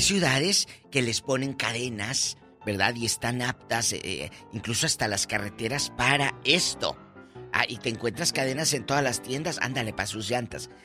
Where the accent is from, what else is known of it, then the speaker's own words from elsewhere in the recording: Matamoros, Tamaulipas, Mexico; Un beso a mi tierra y a mis paisanos en Matamoros, Tamaulipas